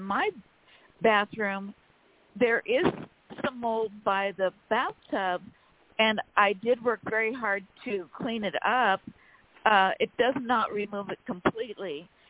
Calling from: California, United States; from California.

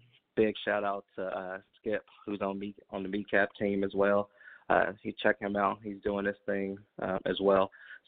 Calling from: Indianapolis, Indiana, United States; I'm calling from Indianapolis, Indiana, from Naptown.

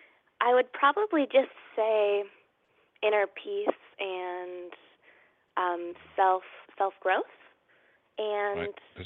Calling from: California, United States; I'm calling from California.

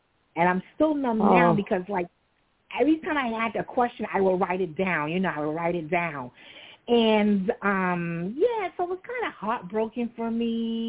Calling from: New York City, New York, United States; I'm calling from Brooklyn.

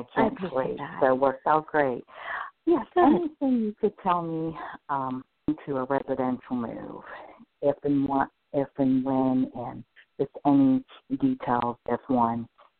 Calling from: Pennsylvania, United States

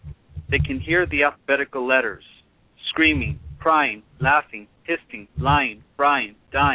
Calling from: Los Angeles, California, United States; I'm calling from Hollywood.

